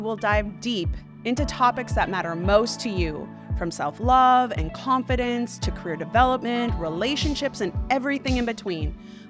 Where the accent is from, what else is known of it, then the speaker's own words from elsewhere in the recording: Hammond, Indiana, United States; born there; I was born outside of Chicago, Illinois, and Hammond, Indiana.